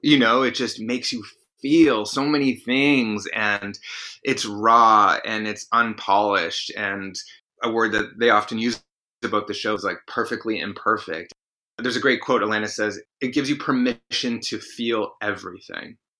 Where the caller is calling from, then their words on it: New York City, New York, United States; I'm calling from New York City